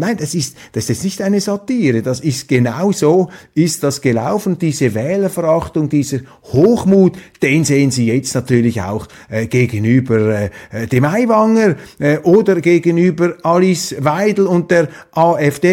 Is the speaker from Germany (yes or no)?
no; Switzerland; ich Ihnen als Schweizer